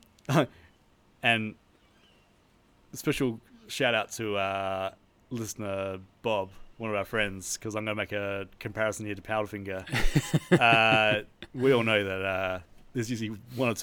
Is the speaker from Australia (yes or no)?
yes; Australia; coming from being Australian and knowing what my parents and their friends used to buy